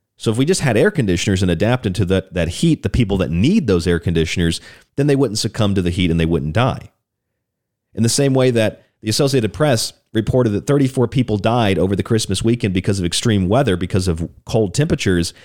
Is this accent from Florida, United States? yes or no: yes; Orlando, Florida, United States; also born or lived in Morgantown, West Virginia; now in Tucson, United States; down in Florida, my home state in Orlando, where I lived a lot of, lot of years